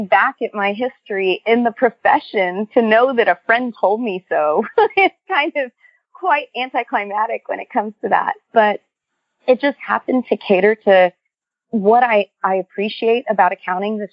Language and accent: English; Corpus Christi, Texas, United States; I'm from Corpus Christi, which is in South Texas.